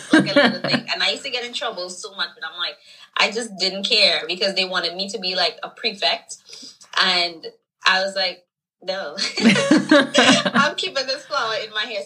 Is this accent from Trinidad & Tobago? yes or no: yes; Trinidad & Tobago; moved away as an adult; also born or lived in Brooklyn, New York; now in New York, United States; growing up in Trinidad definitely was more of like glam, rhinestones, colorful, maybe a little lipstick